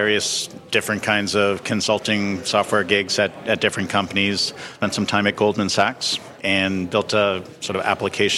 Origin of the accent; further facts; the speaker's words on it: Toronto, Ontario, Canada; moved away; also born or lived in Jamaica; We're both from Toronto. I was back home visiting my family